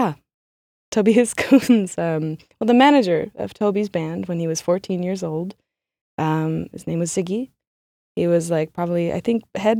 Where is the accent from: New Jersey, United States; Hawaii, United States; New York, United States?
New York, United States; Sag Harbor; moved away as an adult; now in Berlin, Germany; I am from Sag Harbor, New York, and I moved to Berlin probably about 8 years ago